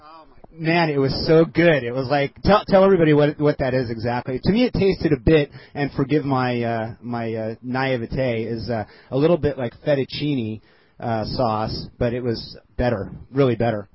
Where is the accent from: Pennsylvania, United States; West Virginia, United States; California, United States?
California, United States; Culver City; also born or lived in Glendale; I grew up in Culver City, as a matter of fact, as a kid